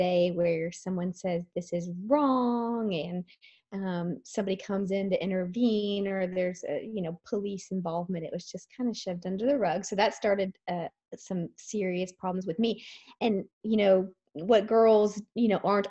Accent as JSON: {"language": "English", "town": "Dallas", "region": "Texas", "country": "United States", "tie": "born or raised there", "said": "I grew up in the Dallas area"}